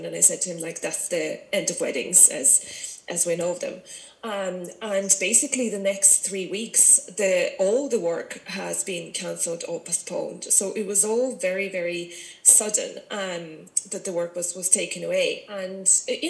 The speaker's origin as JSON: {"language": "English", "country": "Russia", "also_born_or_lived": "Ireland / London", "moved": "as an adult", "lives_now": "Virginia, Ireland", "said": "I'm originally from Russia."}